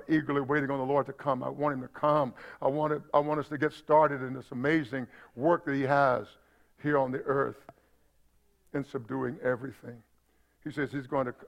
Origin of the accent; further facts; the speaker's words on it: United States; also born or lived in Middle East; as an American